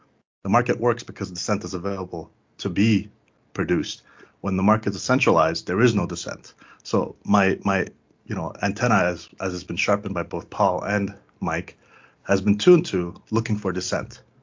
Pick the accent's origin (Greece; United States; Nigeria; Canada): Canada; also born or lived in Afghanistan; since I came to Canada as a kid